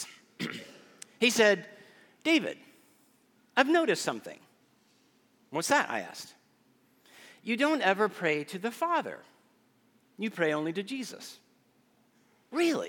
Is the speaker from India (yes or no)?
no; Guatemala; moved away as an adult; also born or lived in Texas; now in Austin, United States; As a child growing up in Guatemala, I attended a private